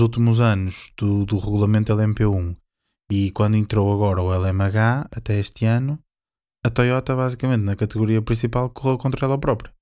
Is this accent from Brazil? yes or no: no; Portugal; nós, sendo portugueses